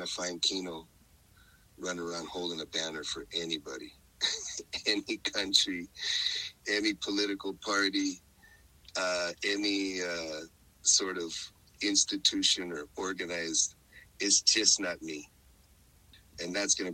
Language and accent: English; northern Mexico, Mexico; I'm a Norteño. I grew up in Norteño